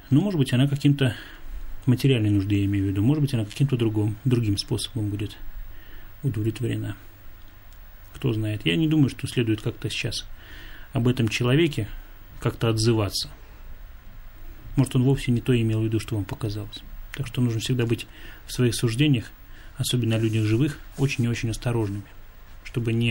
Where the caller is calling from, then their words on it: Krasnodar Krai, Russia; Здравствуйте … из Краснодарского края.